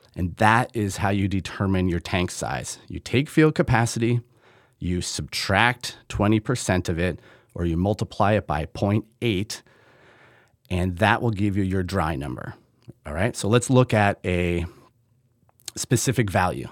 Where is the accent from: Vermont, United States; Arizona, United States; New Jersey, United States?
Vermont, United States; Middlebury; now in Michigan, United States; I grew up in Middlebury, Vermont